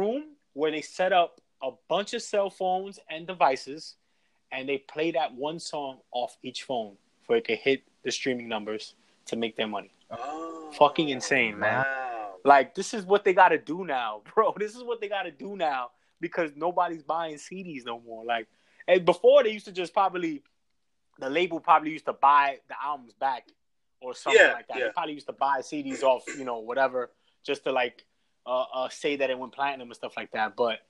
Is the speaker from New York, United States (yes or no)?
yes; New York, United States; now in Houston, United States; we're from New York, where, you know, everything's moving fast. We go with the times. We make the trends as far as, like, from fashion to business to technology. Like, everything's, like, moving forward in New York.